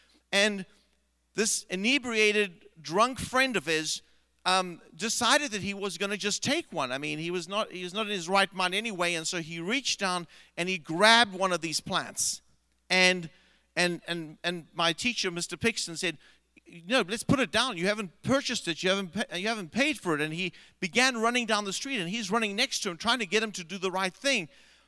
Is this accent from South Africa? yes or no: yes; South Africa; I grew up in South Africa, and we had a high school teacher.